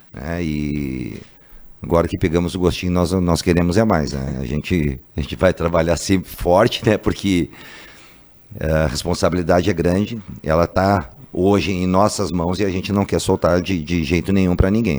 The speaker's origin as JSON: {"language": "Portuguese", "town": "Porto Alegre", "region": "Rio Grande do Sul", "country": "Brazil", "said": "sou gaúcho de Porto Alegre"}